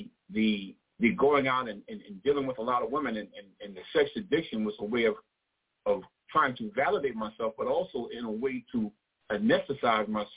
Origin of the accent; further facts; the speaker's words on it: New York City, New York, United States; I grew up in Brooklyn. as I said, I'm a New Yorker, native New Yorker